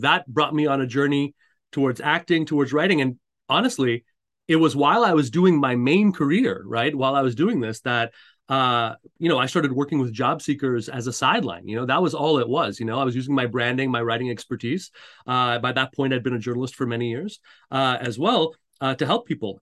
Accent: Montreal, Quebec, Canada; I, I grew up in Montreal, uh, Canada.

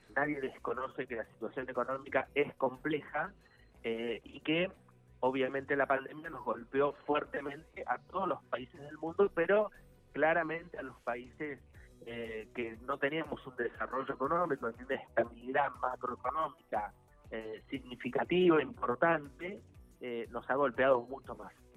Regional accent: Zapala, Neuquén, Argentina; yo soy de Zapala

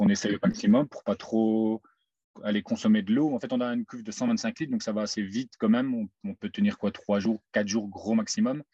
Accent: Mouscron, Wallonia, Belgium; moved away as an adult; je viens de Moucron

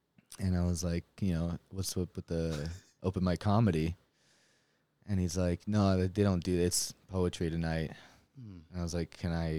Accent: Winnipeg, Manitoba, Canada; now in Salt Lake City, United States; so I grew up in Canada

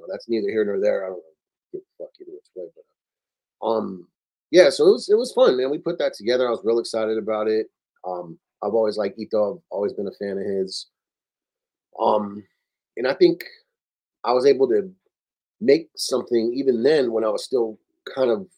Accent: Oxnard, California, United States; moved away; also born or lived in Los Angeles; I remember growing up there

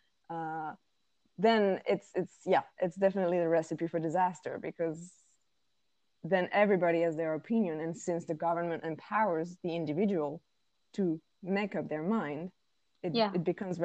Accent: France; moved away; I come from France

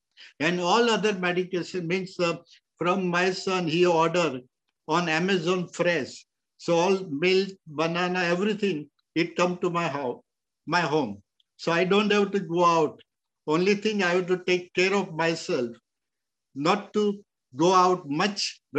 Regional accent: India; moved away; until now in 1 year I came from India, March 7th, I never went out any store.

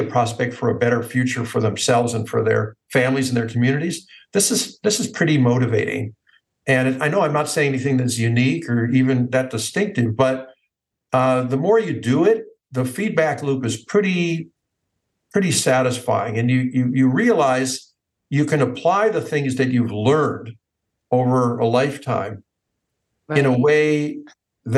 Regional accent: United States; I grew up in the United States

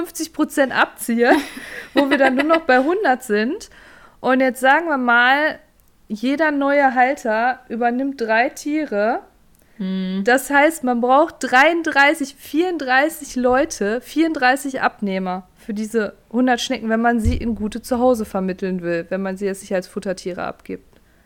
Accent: North Rhine-Westphalia, Germany; bei uns in Nordrhein-Westfalen

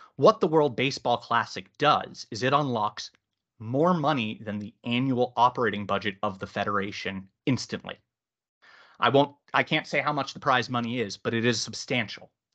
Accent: Boston, Massachusetts, United States; moved away as an adult; now in United Kingdom; I grew up in Boston

